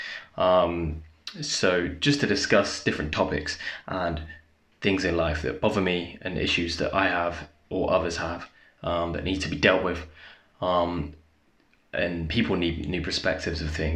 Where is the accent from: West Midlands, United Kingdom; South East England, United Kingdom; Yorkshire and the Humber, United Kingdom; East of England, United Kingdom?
East of England, United Kingdom; Essex; moved away as an adult; also born or lived in Leicestershire; I was born in Essex. It's a county pretty famous for its reality TV, a disgrace of television. So I moved to Leicestershire. I won't just tell you which town, but moved to Leicestershire when I was 18